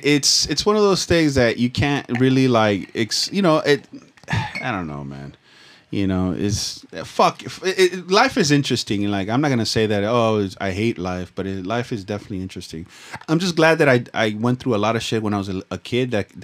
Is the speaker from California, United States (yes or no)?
yes; Los Angeles, California, United States; Dude, growing up in Echo Park, you know how many fucking old men try to fucking hit me up?